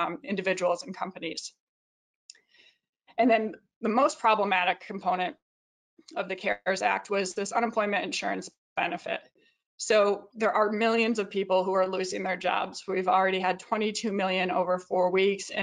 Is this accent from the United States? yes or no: yes; Jamestown, New York, United States; moved away; I look at my hometown of New York, Jamestown, New York, and it's about 9 hours from New York City